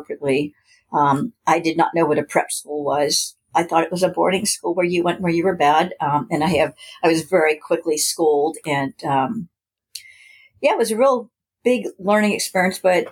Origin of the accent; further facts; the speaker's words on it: East Bay, California, United States; first language English; moved away as an adult; also born or lived in San Luis Obispo, California / New England; then we moved up to the East Bay, and then I stayed in the East Bay until I went away to undergrad